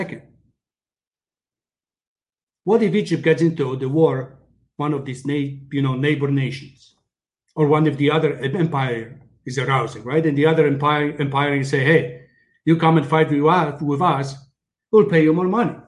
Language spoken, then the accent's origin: English; Poland; now in Canada; I came from Poland